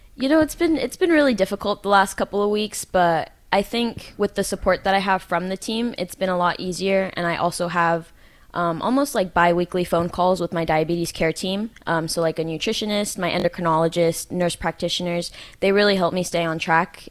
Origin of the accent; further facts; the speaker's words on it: the Bay Area, California, United States; moved away as an adult; now in Hawaii, United States; I come from California, uh, the Bay Area